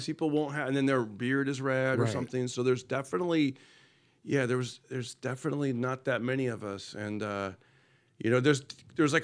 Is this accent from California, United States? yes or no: yes; Fresno, California, United States; born or raised there; moved away as an adult; now in Los Angeles, United States